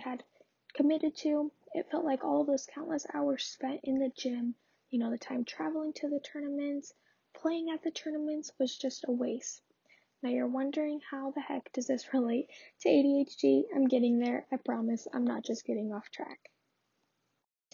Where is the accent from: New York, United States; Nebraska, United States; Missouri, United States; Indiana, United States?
Nebraska, United States; Lincoln; I was born and raised in Lincoln, Nebraska